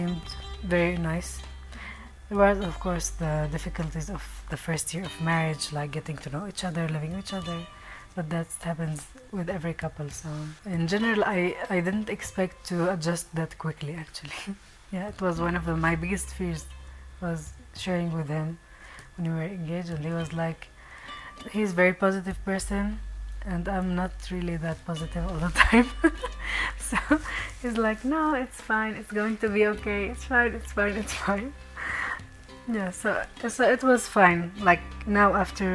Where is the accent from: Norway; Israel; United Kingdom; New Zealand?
Israel; Northern District; I grew up in Israel.